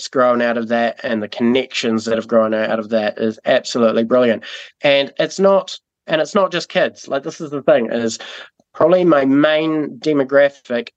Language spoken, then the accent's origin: English; Timaru, Canterbury, New Zealand; also born or lived in Burkes Pass; before we were in Timaru, I grew up in Burke's Pass